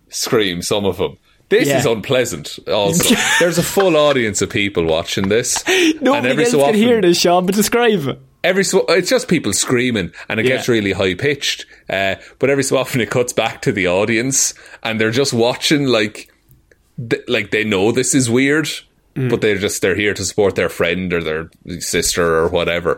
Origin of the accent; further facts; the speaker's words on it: Ireland; I am Irish